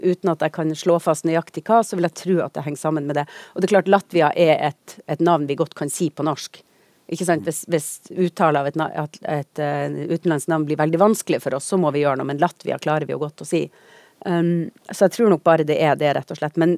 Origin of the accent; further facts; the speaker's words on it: Tromsø, Troms, Norway; jeg er fra Tromsø.